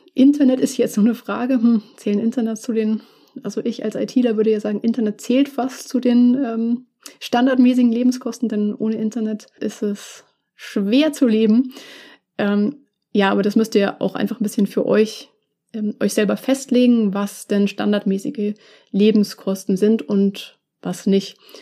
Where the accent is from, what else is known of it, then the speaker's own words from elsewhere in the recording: Munich, Bavaria, Germany; dass München meine, meine Heimatstadt ist und auch immer sein wird.